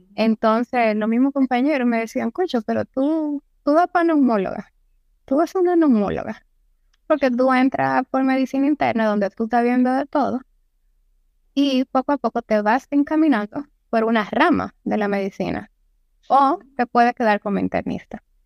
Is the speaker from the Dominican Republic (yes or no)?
yes; Santiago de los Caballeros, Santiago, Dominican Republic